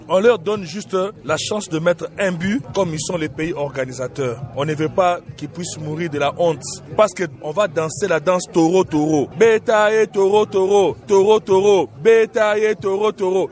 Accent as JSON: {"language": "French", "country": "DR Congo", "moved": "yes", "lives_now": "Benin", "said": "En tant que Congolais"}